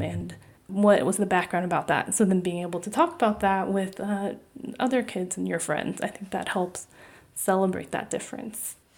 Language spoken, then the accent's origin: English; California, United States; My parents are both from Taiwan. I was born in California